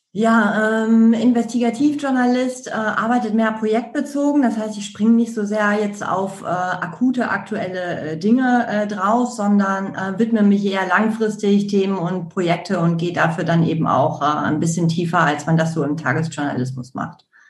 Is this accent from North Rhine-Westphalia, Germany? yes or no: yes; Ruhr area, North Rhine-Westphalia, Germany; ich komme aus dem Ruhrgebiet